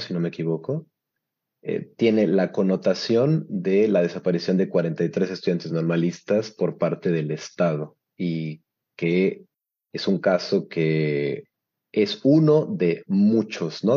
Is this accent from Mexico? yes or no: yes; Mexico; now in Turin, Italy